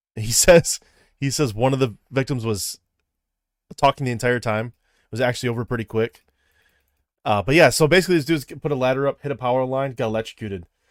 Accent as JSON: {"language": "English", "region": "Midwest", "country": "United States", "said": "I'm from the Midwest"}